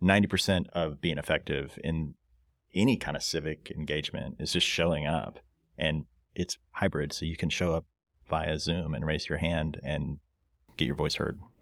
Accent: Fayetteville, Arkansas, United States; I'm also a, a father and a Fayetteville native

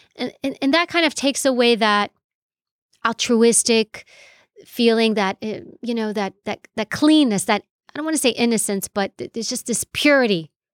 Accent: New York City, New York, United States; first language Greek; English is a second language; I grew up in New York City, and my parents were immigrated here from Europe, from Greece

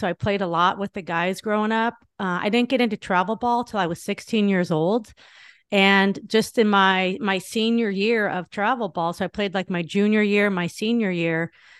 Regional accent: Northridge, California, United States; I grew up in Northridge, California. I had two older sisters, older brother, younger brother.

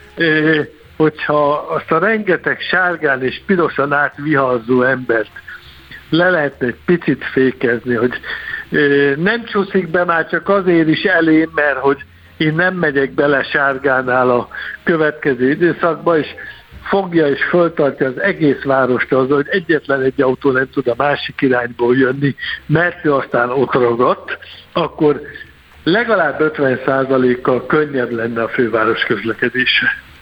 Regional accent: Tatabánya, Komárom-Esztergom, Hungary; én Tatabányán születtem, élek, innen járom a világot

